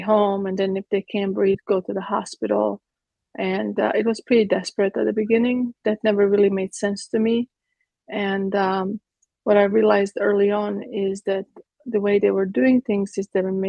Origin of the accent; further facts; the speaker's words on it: Croatia; now in Texas, United States; I was born in Croatia. In Yugoslavia at the time